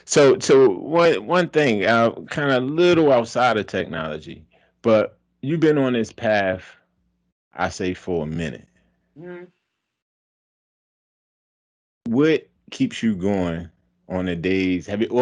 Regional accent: Baltimore, Maryland, United States

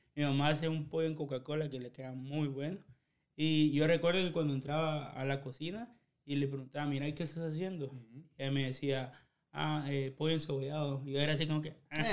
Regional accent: Chiquimula, Guatemala; now in United States; yo soy de Chiquimola

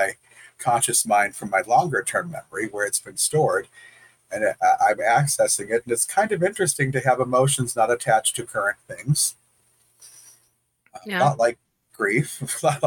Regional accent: Detroit, Michigan, United States; I'm from Detroit

